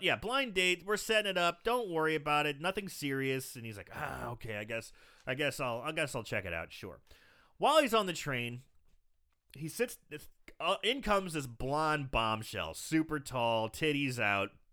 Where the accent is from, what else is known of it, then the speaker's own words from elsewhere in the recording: Belleville, Illinois, United States; now in St. Louis, United States; I live in Saint Louis, but, uh, you know, my hometown, Belleville